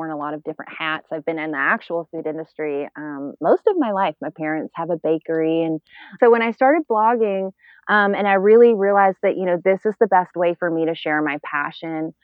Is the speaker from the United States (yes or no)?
yes; the South, United States; now in Atlanta, United States; I grew up in the South